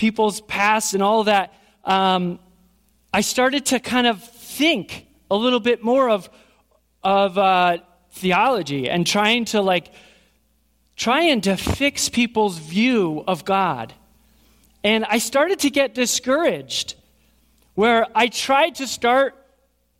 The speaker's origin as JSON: {"language": "English", "town": "Burnt Hills", "region": "New York", "country": "United States", "tie": "born or raised there", "also_born_or_lived": "Schenectady", "said": "I grew up in Burnt Hills here."}